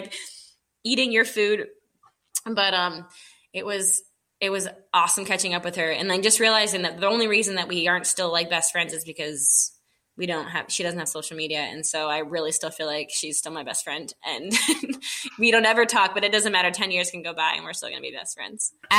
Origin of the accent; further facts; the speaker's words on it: Texas, United States; also born or lived in New York / Nazareth / Virginia; So I was born in New York, had my early childhood in Texas, and then I was in Nazareth for a lot of like school, and then Virginia for college, and then Florida for my grown-up life.